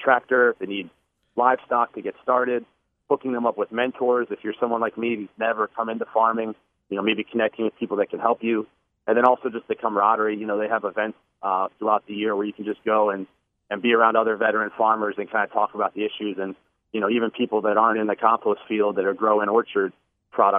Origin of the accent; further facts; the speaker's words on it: Columbia, Maryland, United States; I grew up in Columbia. I went to Wild Lake High School